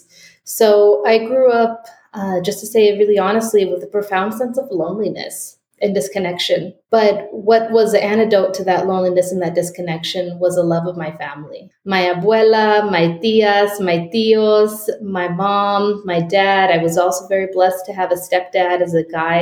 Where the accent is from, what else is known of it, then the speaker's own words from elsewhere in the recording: Liberty, Utah, United States; also born or lived in San Francisco / Boston; I grew up in a small town in Utah called Liberty